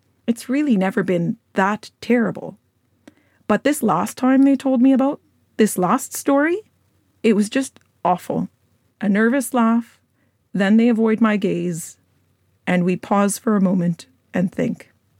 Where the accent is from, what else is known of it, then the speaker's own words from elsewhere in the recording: Alberta, Canada; I grew up in Alberta, so I've seen people get struck by lightning and live.